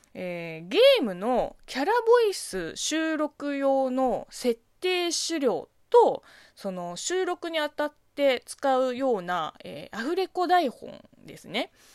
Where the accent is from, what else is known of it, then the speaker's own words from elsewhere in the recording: China; Japanese is a second language; moved away; 国生まれ中国育ちの私